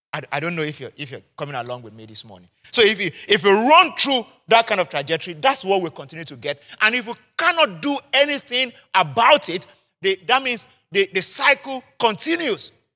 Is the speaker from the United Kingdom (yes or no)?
no; Nigeria; I'm Nigerian, I'm a Yoruba man